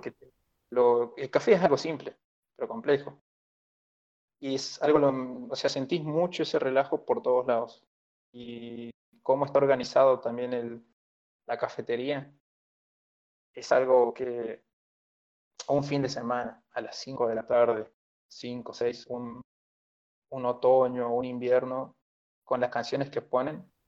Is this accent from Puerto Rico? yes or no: no; Perico, Jujuy, Argentina; Me crié en la, en la ciudad de Perico, pero luego me mudé ya un poco más grande para San Salvador de Jujuy